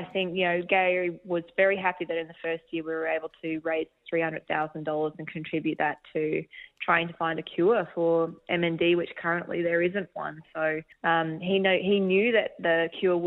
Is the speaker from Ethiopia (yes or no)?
no; Australia